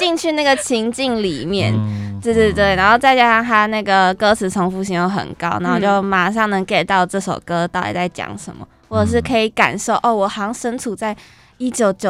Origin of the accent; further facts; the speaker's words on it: Kaohsiung, Taiwan; moved away as an adult; 我我我本身是高雄人，然后来北漂青年那种感觉